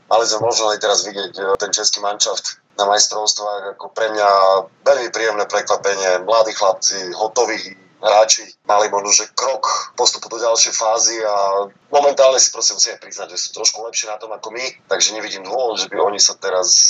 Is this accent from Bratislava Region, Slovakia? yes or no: no; Prešov, Prešov Region, Slovakia; ja som mal to šťastie, že vlastne od mala som vyrastal v Prešove, v Hadzanej